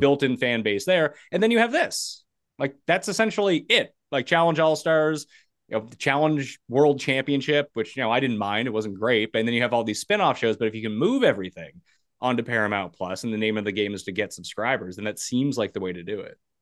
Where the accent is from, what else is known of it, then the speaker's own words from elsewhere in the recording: Canada; being a Canadian